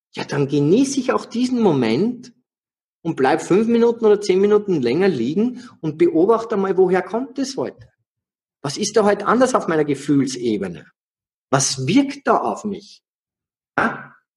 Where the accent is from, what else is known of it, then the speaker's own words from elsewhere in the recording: Austria; ich bin ein Österreicher